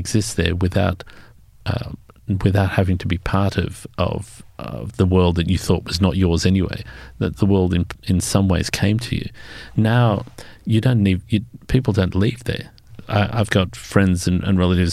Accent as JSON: {"language": "English", "town": "Sydney", "region": "New South Wales", "country": "Australia", "said": "I'm pure yokel. I come from Western Sydney back in the days when it seemed to be the far end of the world."}